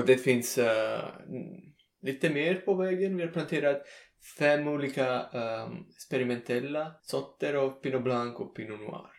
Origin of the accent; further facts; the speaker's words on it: Salerno, Campania, Italy; Swedish is a second language; moved away as an adult; also born or lived in United States; nära Salerno, min hemstad